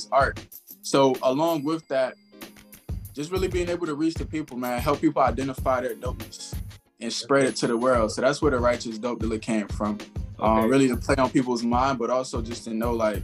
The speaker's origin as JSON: {"language": "English", "town": "Charleston", "region": "South Carolina", "country": "United States", "said": "I'm originally from Charleston, South Carolina"}